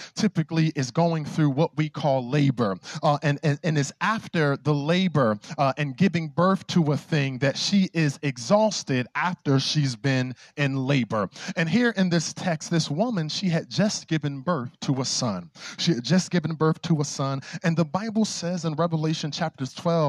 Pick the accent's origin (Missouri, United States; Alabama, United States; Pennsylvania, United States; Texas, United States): Pennsylvania, United States; Philadelphia; growing up in Philly